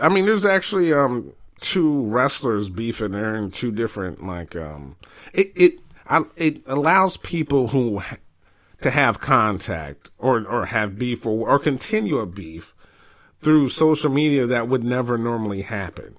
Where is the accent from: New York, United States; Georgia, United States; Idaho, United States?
New York, United States; I'm from New York